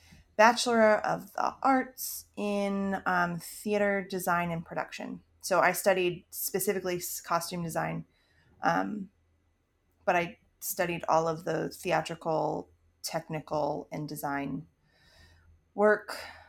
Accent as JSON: {"language": "English", "region": "Maryland", "country": "United States", "tie": "born or raised there", "said": "I mean I grew up in Maryland. We never lived more than an hour or so from DC, so that's obviously very influential in the way that I grew up."}